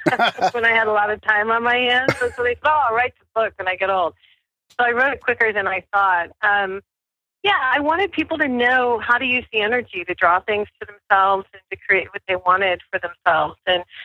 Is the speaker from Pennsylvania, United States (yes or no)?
no; New Mexico, United States; I'm from New Mexico, and people in New Mexico tend to be more spiritual.